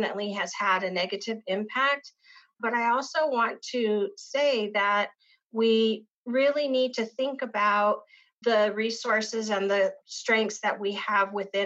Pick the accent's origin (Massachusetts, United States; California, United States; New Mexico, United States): New Mexico, United States; Isleta; I grew up in the Pueblo of Isleta